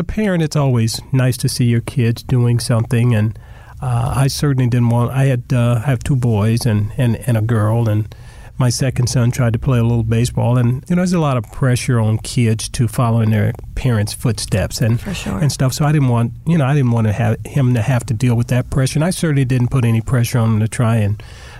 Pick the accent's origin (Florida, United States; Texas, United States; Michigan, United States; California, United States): California, United States; Southern; a kid growing up in Southern California